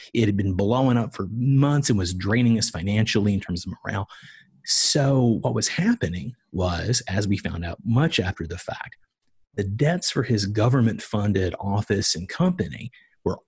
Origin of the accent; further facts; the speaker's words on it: the South, United States; moved away as an adult; also born or lived in Atlanta, United States / Los Angeles, United States / Beijing, China; grew up, born and raised in the South, moved